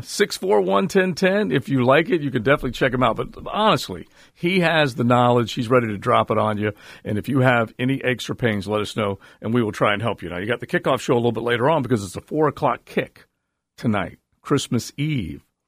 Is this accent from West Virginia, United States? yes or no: no; St. Augustine, Florida, United States; I grew up in the Aug.